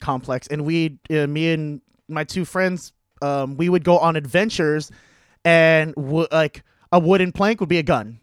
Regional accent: San Diego, California, United States; moved away as an adult; now in Boston, United States; growing up in San Diego

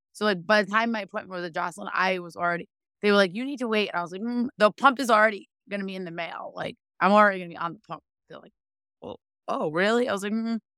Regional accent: Rhode Island, United States; I am from Rhode Island

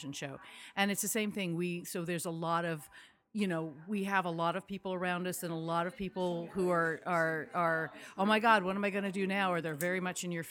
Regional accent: Malibu, California, United States; I'm a Southern California native

